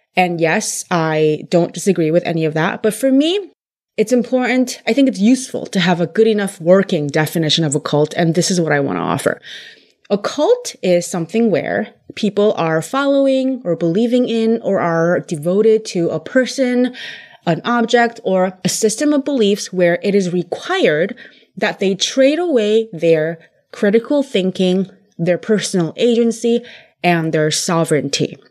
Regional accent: California, United States; I was raised in California

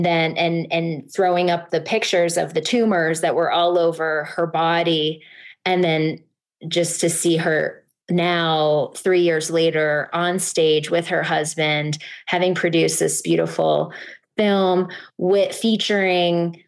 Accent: Connecticut, United States; my home state of Connecticut

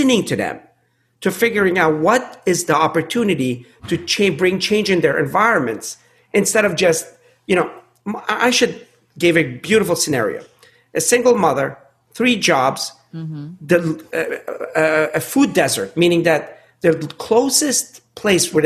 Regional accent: Pittsburgh, Pennsylvania, United States; groups that I grew up with in Pittsburgh

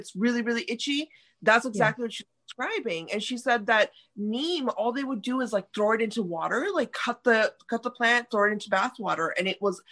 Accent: India; I'm Indian

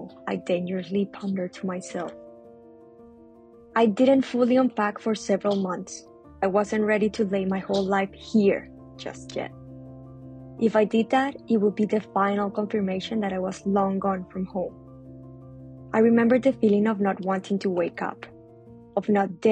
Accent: Colombia; English is a second language; moved away as an adult; now in Melbourne, Australia; I'm from Colombia

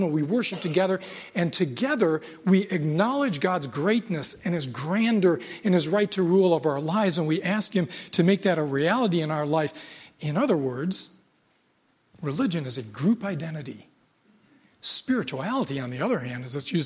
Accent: United States; I grew up in America

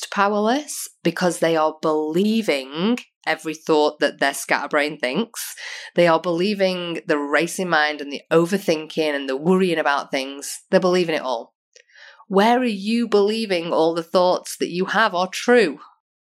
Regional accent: United Kingdom; now in Australia; we used to in the UK

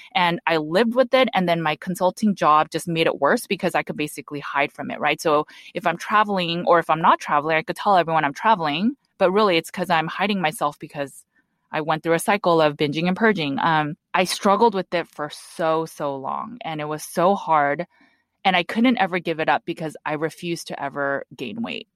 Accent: Los Angeles, California, United States; I was born and raised in Los Angeles, California

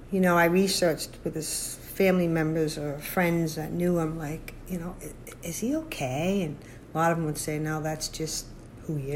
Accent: Massachusetts, United States; now in Arizona, United States; from Arizona, originally from Massachusetts.

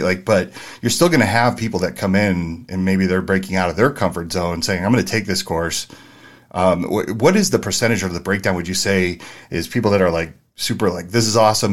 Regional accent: San Francisco, California, United States; also born or lived in New Jersey; I grew up in San Francisco, the Mission District

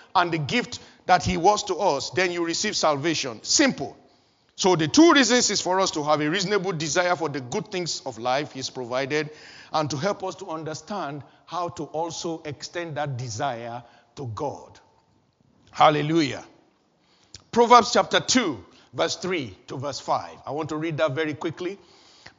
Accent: Nigeria; moved away as an adult; also born or lived in Kaduna; back in my home country, Nigeria

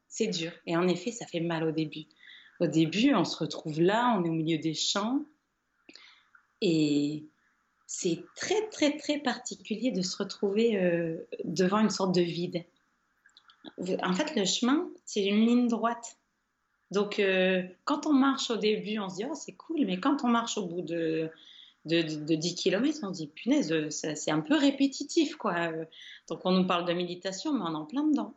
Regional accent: Caudry, Hauts-de-France, France; moi je suis originaire de Caudry, qui est la ville de la dentelle.

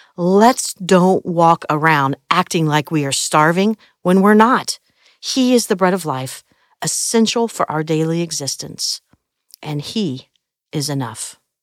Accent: Midwest, United States; I grew up in the Midwest

